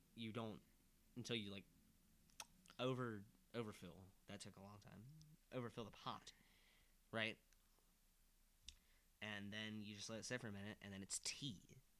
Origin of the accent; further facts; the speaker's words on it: Midwest, United States; We're from the Midwest